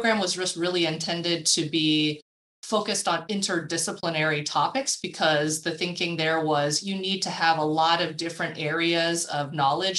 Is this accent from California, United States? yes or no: yes; Southern California, United States; moved away as an adult; also born or lived in Houston, Texas; now in Atlanta, United States; born and raised in Southern California, went to school out there and then moved out to Texas in Houston for the last 10 years. And so have been in Atlanta for about the last year